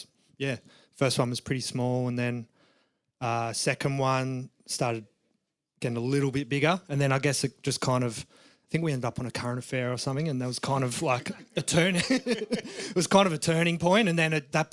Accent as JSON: {"language": "English", "town": "Perth", "region": "Western Australia", "country": "Australia", "tie": "born or raised there", "also_born_or_lived": "Margaret River", "said": "I grew up in Perth"}